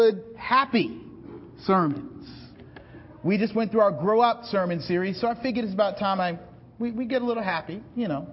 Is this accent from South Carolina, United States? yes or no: yes; South Carolina, United States; I'm from South Carolina